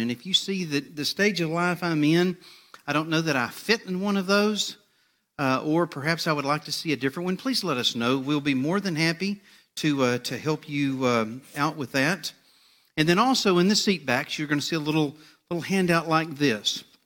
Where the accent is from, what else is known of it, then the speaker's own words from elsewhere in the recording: United States; my hometown, uh, over in Liberty County